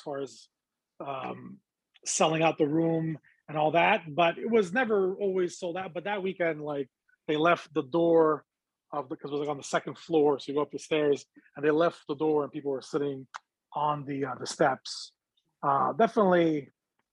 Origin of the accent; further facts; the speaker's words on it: Montreal, Quebec, Canada; I'm from Montreal. I started doing comedy in Montreal